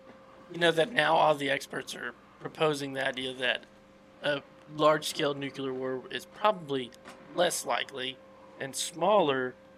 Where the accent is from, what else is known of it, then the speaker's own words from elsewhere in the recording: United States; But I'm very American, true. Baby. Made right here.